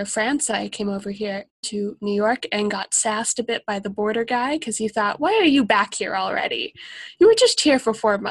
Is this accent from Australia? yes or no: yes; Australia; I love lighthouses. I'm from Australia.